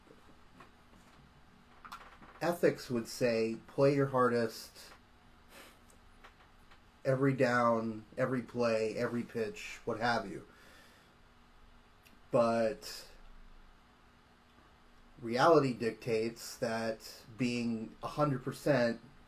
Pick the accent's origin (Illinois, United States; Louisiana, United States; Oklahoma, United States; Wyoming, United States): Oklahoma, United States; Tulsa; my hometown minor league team, the Tulsa Drillers